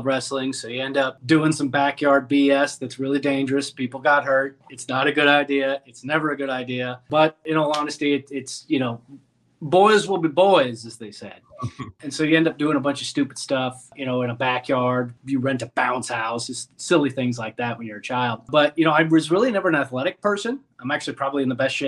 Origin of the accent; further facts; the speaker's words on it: Los Angeles, California, United States; I was born and raised in Los Angeles, in the San Fernando Valley, to be more specific